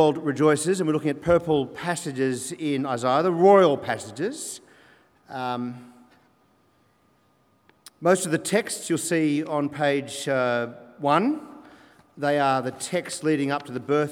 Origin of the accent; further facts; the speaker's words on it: Australia; I'm an Australian, both sides 1840, and then before that, Scotland